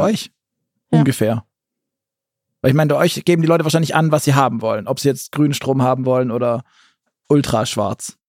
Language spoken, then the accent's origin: German; Southern Germany, Germany; jetzt komme ich aus dem Süden